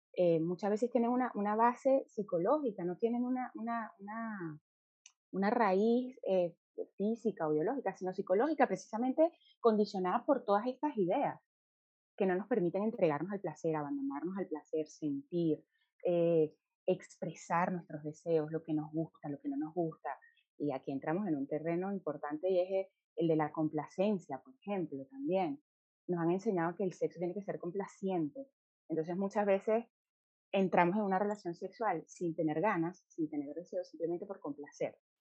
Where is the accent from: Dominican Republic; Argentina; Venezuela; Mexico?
Venezuela; nosotras tres somos venezolanas